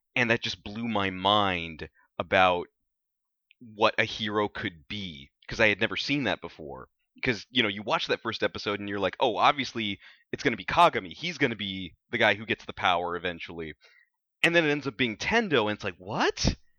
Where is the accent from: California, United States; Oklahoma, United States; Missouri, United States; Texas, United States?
Texas, United States; South; when I was a kid growing up in South Texas